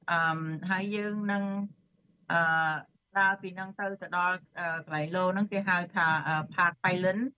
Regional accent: Cambodia; now in United States

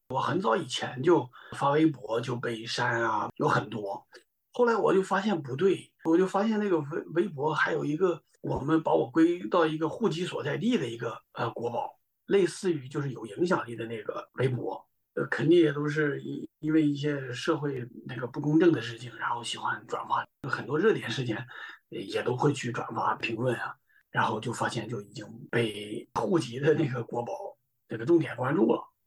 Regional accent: Chengdu, Sichuan, China; moved away as an adult; now in Los Angeles, United States; 我是从四川成都出来的

